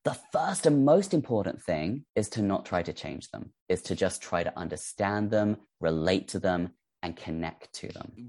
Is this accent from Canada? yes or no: no; England, United Kingdom; we call it Z because we are English